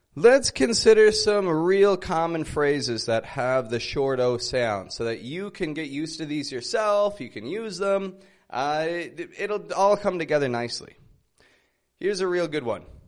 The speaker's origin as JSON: {"language": "English", "town": "Toronto", "region": "Ontario", "country": "Canada", "moved": "yes", "lives_now": "Mexico", "said": "I'm from Toronto, Canada, living in Mexico at the moment"}